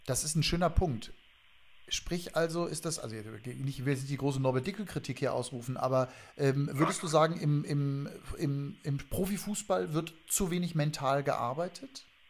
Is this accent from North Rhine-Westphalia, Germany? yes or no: yes; Hagen, North Rhine-Westphalia, Germany; ich bin ein Kind des Ruhrgebiets groß geworden in Hagen